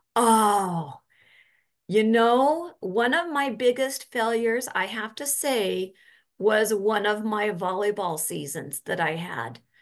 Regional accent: Orem, Utah, United States; So I grew up in Utah, up in Orem, Utah.

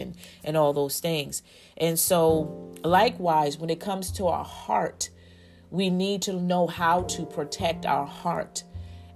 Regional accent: United States; we as the American people

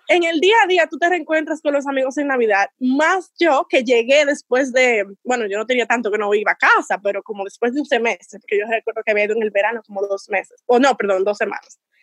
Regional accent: Dominican Republic; moved away; dominicanos éramos muchísimos

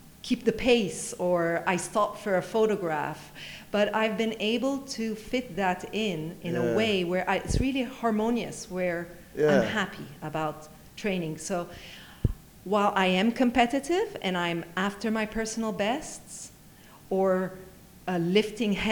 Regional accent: Geneva, Switzerland; now in Dubai, United Arab Emirates; Geneva, which is my hometown

